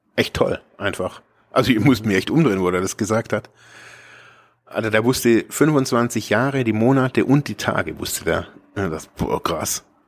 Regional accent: Germany; also born or lived in Ravensburg; ich bin aus Deutschland

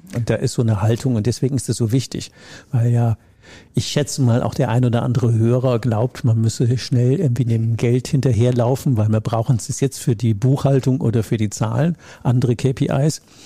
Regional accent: Rhineland, Germany; Ich komme ja aus dem Rheinland

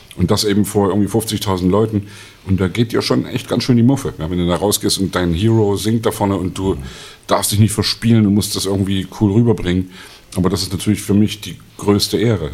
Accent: Leipzig, Saxony, Germany; in meiner Kindheit im Thomaner Chor

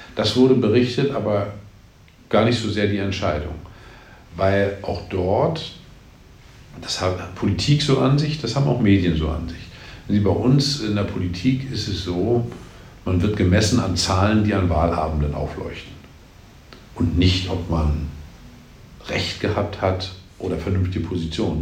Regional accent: Mecklenburg-Vorpommern, Germany; in meinem Heimatland Mecklenburg-Vorpommern

